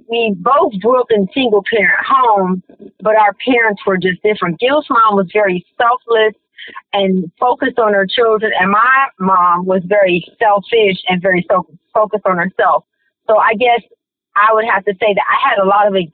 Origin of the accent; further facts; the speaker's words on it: Detroit, Michigan, United States; I grew up in Detroit as well. I grew up on the west side.